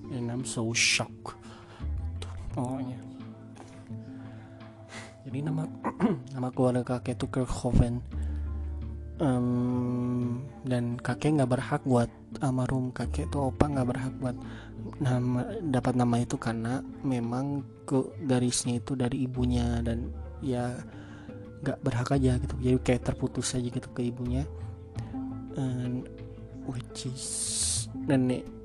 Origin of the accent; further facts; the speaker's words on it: West Java, Indonesia; accent: Sundanese; oke aksen saya aksen saya Sunda tapi bahasa Sunda saya jelek